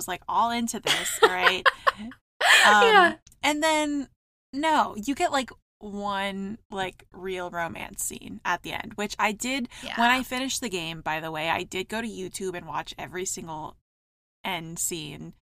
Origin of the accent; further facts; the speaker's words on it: Louisiana, United States; I'm from Louisiana